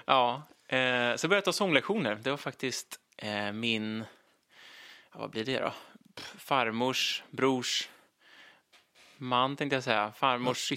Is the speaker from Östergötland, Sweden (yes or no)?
yes; Linköping, Östergötland, Sweden; moved away; Jag kommer från Linköping från början, uppväxt där i massor med år